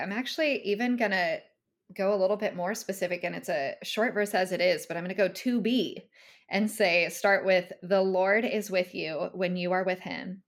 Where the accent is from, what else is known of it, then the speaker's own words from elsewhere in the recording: California, United States; moved away as an adult; also born or lived in Northern Nevada; now in Tennessee, United States; I'm originally from California